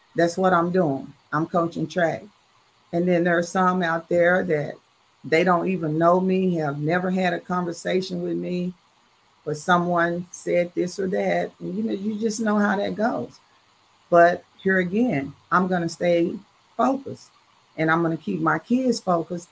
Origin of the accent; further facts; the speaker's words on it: Dallas, Texas, United States; I am from Dallas, Texas, and a proud graduate of Dallas Lincoln.